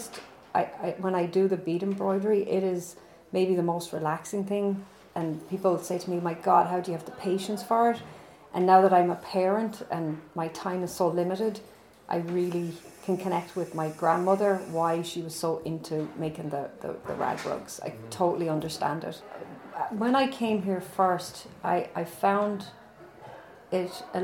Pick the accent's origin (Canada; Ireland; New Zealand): Ireland; Dublin, Leinster; now in Westchester, United States; I'm from Dublin, Ireland